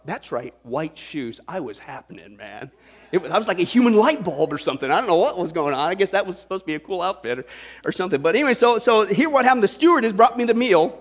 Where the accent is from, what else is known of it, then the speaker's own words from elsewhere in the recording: Kansas, United States; I grew up in Kansas